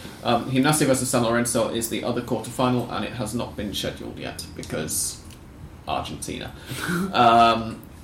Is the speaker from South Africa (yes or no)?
no; England, United Kingdom; I am English.